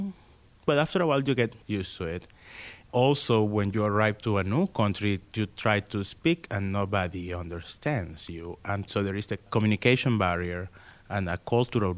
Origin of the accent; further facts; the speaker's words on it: Maracaibo, Zulia, Venezuela; English is a second language; moved away as an adult; now in Pittsburgh, United States; I am from Maracaibo, Venezuela. I was born in the 70s, and I moved to the United States in 1999.